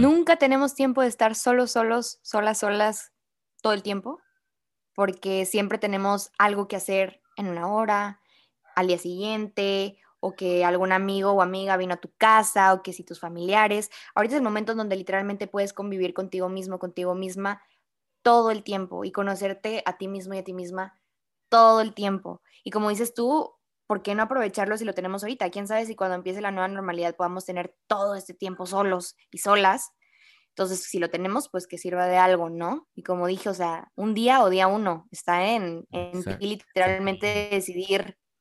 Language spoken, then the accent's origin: Spanish; Monterrey, Nuevo León, Mexico; como buen regio, regio.